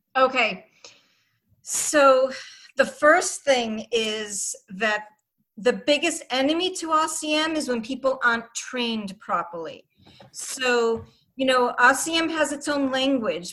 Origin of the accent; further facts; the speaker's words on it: Boston, Massachusetts, United States; accent: Boston; my Boston accent